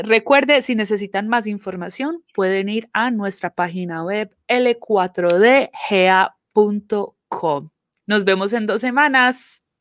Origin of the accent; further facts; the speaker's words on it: Colombia; now in Georgia, United States; crecí viendo en Colombia, eh, el día de las elecciones son el durante el fin de semana